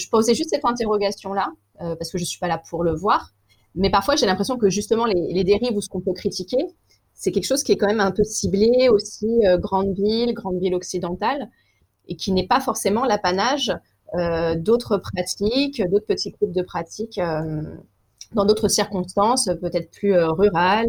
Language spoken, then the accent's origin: French; Paris, Île-de-France, France; je suis parisienne